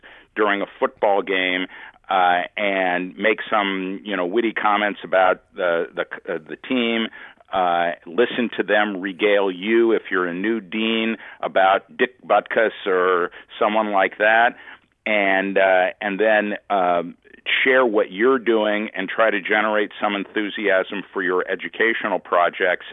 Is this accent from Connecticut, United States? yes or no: no; Los Angeles, California, United States; moved away; I'm originally from Los Angeles, so I'm a Dodger fan.